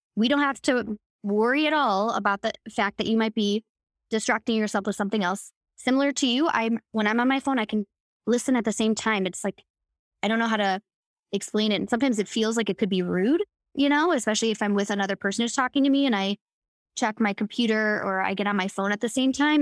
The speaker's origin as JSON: {"language": "English", "town": "Chicago", "region": "Illinois", "country": "United States", "tie": "born or raised there"}